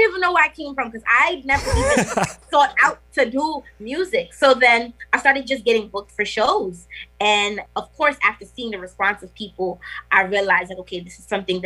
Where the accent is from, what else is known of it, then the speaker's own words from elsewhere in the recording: New York City, New York, United States; also born or lived in Trinidad and Tobago; I was born in New York. So it's like that authenticity is there on both ends. I'm fully invested in my culture. Damn near grew up in Trinidad. And then it's like I'm from Brooklyn